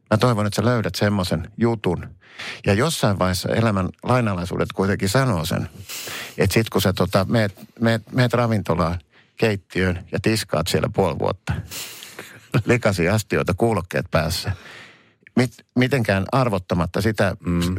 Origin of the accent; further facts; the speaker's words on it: Helsinki, Uusimaa, Finland; mä oon helsinkiläinen